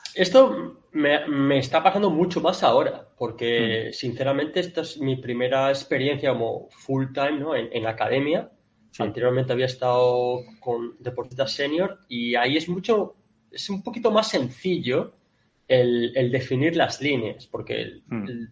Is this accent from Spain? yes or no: yes; Spain; moved away as an adult; also born or lived in Kuwait; yo soy el único español